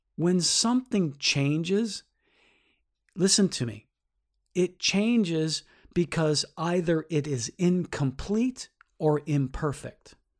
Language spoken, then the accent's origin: English; United States; I am an American